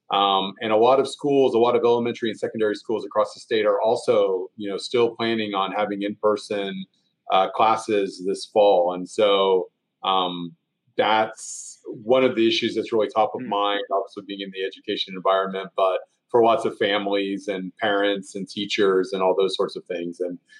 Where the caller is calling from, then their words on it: Columbia, Missouri, United States; I'm in Columbia, Missouri. So I'm at the University of Missouri's campus, which is Columbia, Missouri. Columbia, Missouri is a college town, about 100,000 people in the middle of Misso